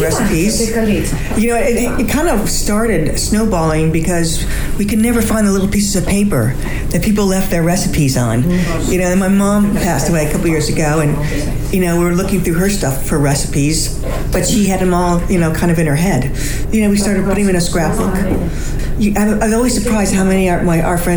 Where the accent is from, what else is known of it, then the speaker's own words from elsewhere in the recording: United States; also born or lived in Cape Cod; now in United Kingdom; I'm American, but I live over here